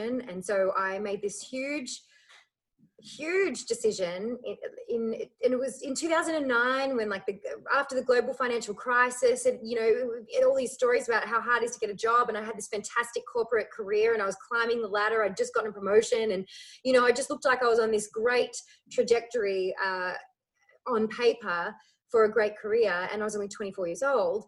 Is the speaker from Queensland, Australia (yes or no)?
no; Melbourne, Victoria, Australia; also born or lived in Ireland; I grew up in Melbourne